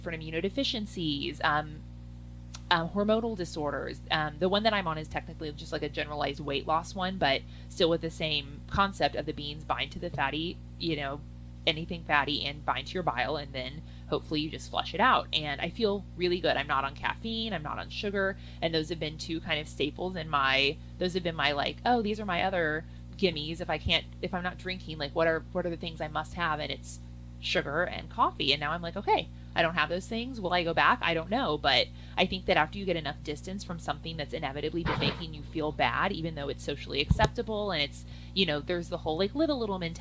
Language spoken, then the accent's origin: English; Midwest, United States; I grew up in the Midwest.